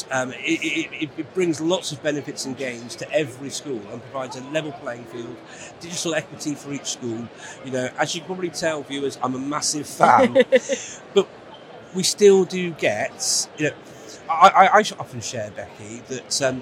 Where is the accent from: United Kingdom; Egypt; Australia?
United Kingdom; England; a teacher who is English.